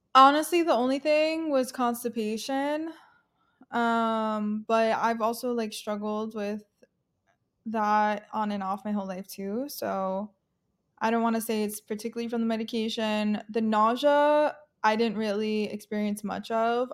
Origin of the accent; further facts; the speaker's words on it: Long Island, New York, United States; I'm from New York, originally grew up on Long Island